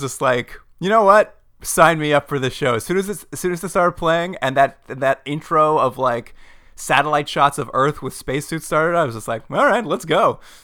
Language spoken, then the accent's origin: English; Edmonton, Alberta, Canada; in Edmonton, my hometown